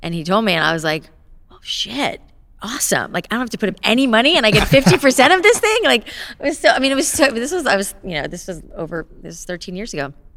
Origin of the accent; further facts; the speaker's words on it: Boca Raton, Florida, United States; moved away; I grew up in South Florida